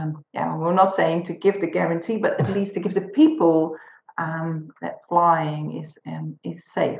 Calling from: Netherlands; English is a second language; as I'm speaking from the Netherlands, where we are in a full lockdown.

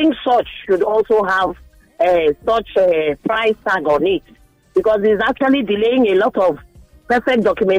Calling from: Lekki, Lagos, Nigeria; I'm calling you from Lekki.

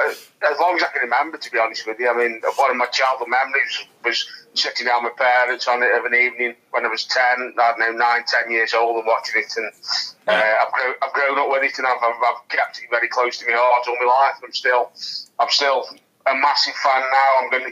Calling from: Stoke-on-Trent, West Midlands, United Kingdom; I'm in Stoke-on-Trent, mate, Staffordshire.

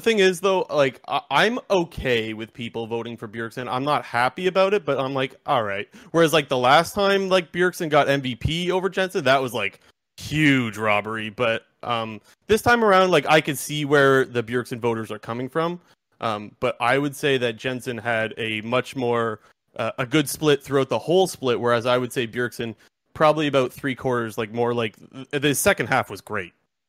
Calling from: Sarnia, Ontario, Canada; I'm not calling from Indianapolis. I'm calling from Sarnia, Ontario.

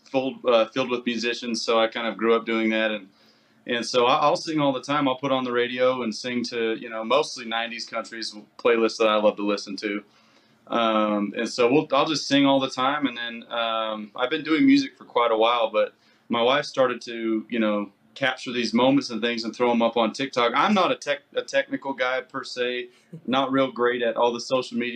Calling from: Salt Lake City, Utah, United States; Uh, so we're in Salt Lake City.

